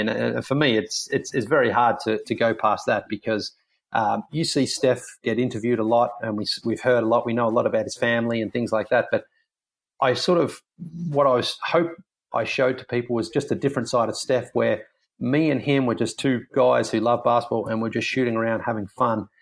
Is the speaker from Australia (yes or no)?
yes; Australia; moved away; being an Australian